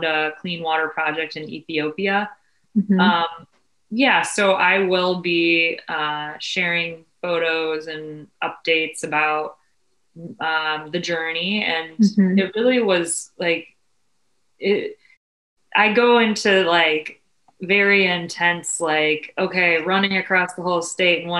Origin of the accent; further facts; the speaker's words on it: Cleveland, Ohio, United States; being born and raised in Cleveland